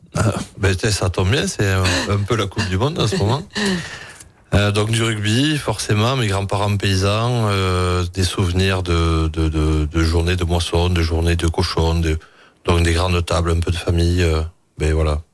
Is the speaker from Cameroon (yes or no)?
no; Tarbes, Occitania, France; moved away as an adult; now in Cantal, France; J'ai fait une école hôtelière donc chez moi à Tarbes.